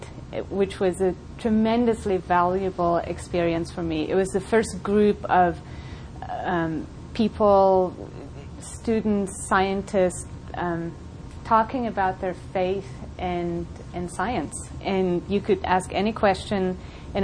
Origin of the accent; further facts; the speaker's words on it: South Africa; moved away as an adult; also born or lived in Colorado; now in United States; I grew up in South Africa, went to high school there